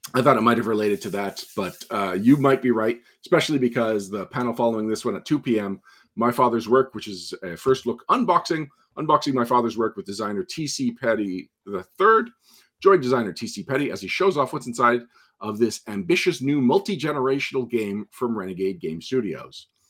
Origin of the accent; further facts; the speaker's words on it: Montreal, Quebec, Canada; my hometown